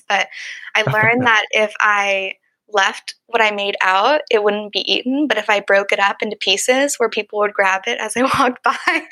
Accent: Dallas, Texas, United States; also born or lived in Michigan; I grew up here in Dallas, Texas

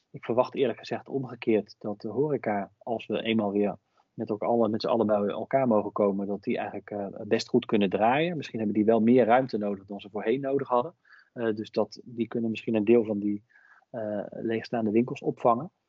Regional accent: Hengelo, Overijssel, Netherlands; Ja, nou, dus ik ben bijvoorbeeld zelf opgegroeid in Hengelo. En dat is wel misschien een mooi voorbeeld.

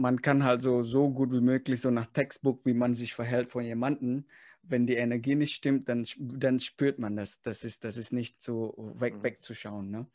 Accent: Indonesia; moved away; Ich komme zwar aus Indonesien

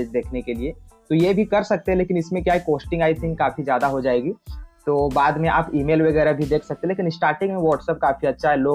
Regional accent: Bokaro, Jharkhand, India; मैं बोकारो झारखंड से हूँ

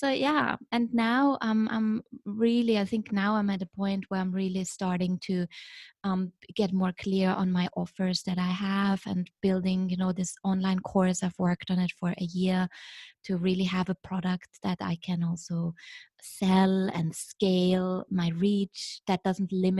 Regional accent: Vienna, Austria; moved away as an adult; also born or lived in Shanghai, China; now in Beijing, China; what defines me is where I'm from, you know, where I grew up. So I'm from Vienna originally

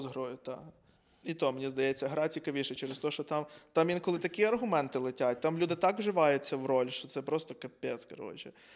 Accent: Ivano-Frankivsk, Ivano-Frankivsk Oblast, Ukraine; Я з Франківська

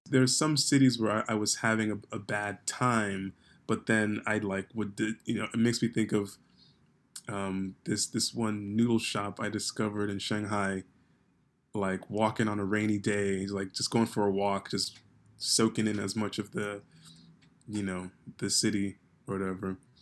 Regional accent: New York, United States; growing up in New York

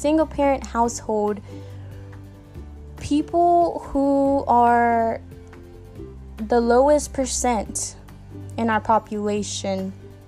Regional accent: Georgia, United States; moved away; I did grow up in a small southern town in Georgia

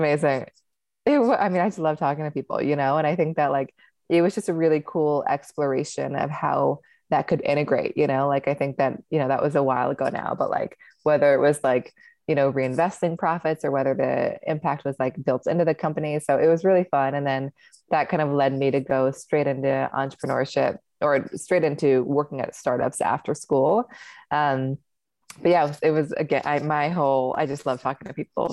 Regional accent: Seattle, Washington, United States; I grew up in Seattle

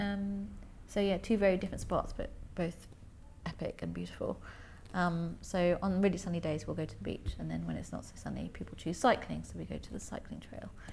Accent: Germany; also born or lived in London; now in Cornwall, United Kingdom; I grew up in Germany, um, but I, by the sea in Germany.

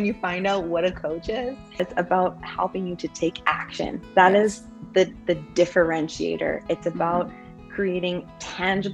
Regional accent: Vancouver, British Columbia, Canada; I was born in Vancouver

